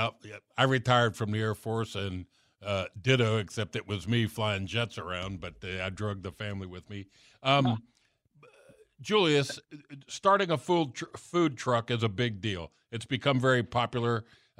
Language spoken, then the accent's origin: English; Miami, Florida, United States; I grew up in South Florida.